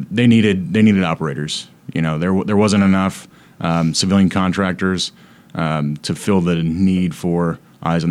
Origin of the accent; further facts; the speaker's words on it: St. Louis, Missouri, United States; moved away as an adult; also born or lived in Atchison, Kansas; I'm from St. Louis originally.